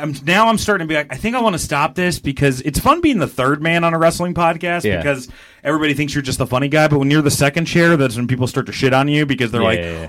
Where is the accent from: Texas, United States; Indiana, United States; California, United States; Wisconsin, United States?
Wisconsin, United States; Milwaukee; I gotta talk about growing up in Milwaukee now.